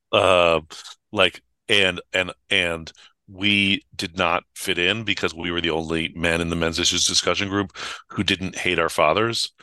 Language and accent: English; San Francisco, California, United States; I grew up in San Francisco